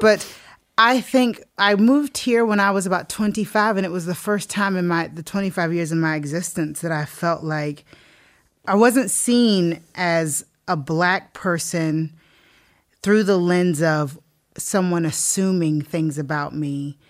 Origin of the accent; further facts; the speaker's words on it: Deep South, United States; moved away; because I grew up in the Deep South in America.